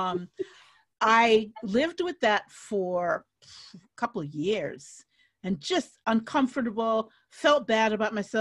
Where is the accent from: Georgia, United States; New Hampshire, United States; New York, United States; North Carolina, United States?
New York, United States; New York City; moved away; the New York City I grew up in, and that includes the 70s